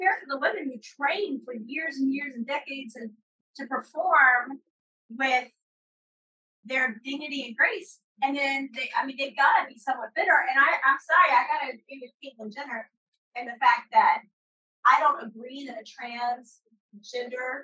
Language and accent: English; United States